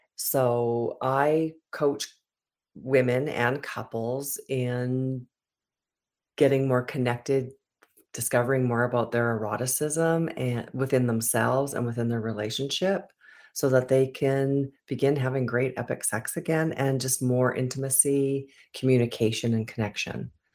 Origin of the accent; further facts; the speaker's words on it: Edmonton, Alberta, Canada; I was born in Edmonton, Alberta